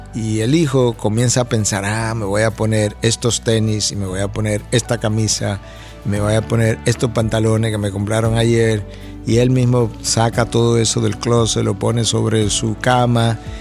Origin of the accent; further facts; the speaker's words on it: Santo Domingo, Dominican Republic; moved away as an adult; also born or lived in United States; Cuando yo salí de Santo Domingo, hace ya años atrás, me fui a Estados Unidos para nunca más regresar a mi país